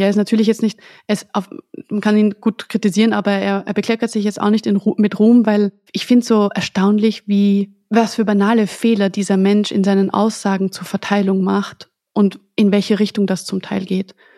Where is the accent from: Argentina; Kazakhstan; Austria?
Austria; für mich als Österreicherin